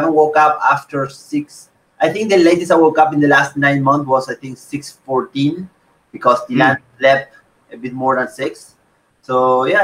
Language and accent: English; Esperanza, Santa Fe, Argentina; moved away as an adult; now in Philippines; I am from Esperanza